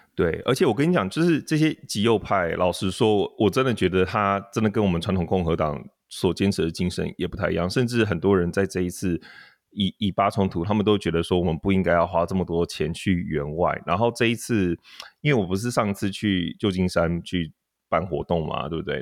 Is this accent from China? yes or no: no; Taiwan; 他可能是不知道我是台湾人